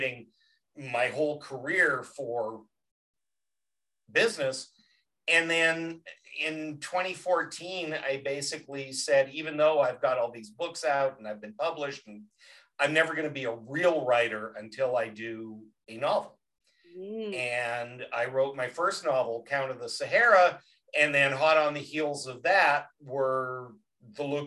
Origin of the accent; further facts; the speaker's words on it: a little town outside Vancouver, British Columbia, Canada; moved away; also born or lived in Chicago; Originally a little town outside Vancouver.